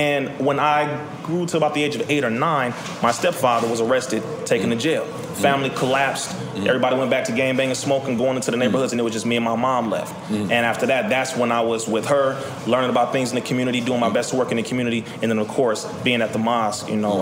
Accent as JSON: {"language": "English", "town": "Compton", "region": "California", "country": "United States", "tie": "born or raised there", "said": "born and raised in Compton, California, in Richland Farms, Compton, California"}